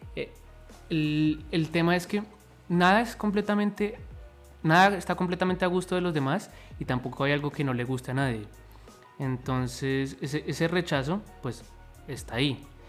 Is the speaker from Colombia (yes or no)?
yes; Colombia; soy de Colombia